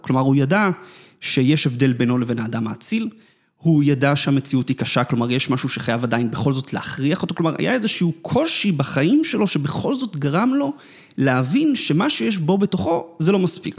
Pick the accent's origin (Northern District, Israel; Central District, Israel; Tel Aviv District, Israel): Central District, Israel; Netanya; אני נולדתי בדרום נתניה